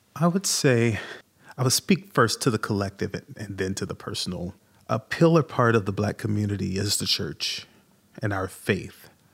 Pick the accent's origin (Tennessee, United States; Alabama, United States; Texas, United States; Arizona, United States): Alabama, United States; Birmingham; also born or lived in Lake Charles, Louisiana; I grew up in Birmingham, Alabama, and Lake Charles, Louisiana, and we kinda moved back and forth, and we would call that the Deep South.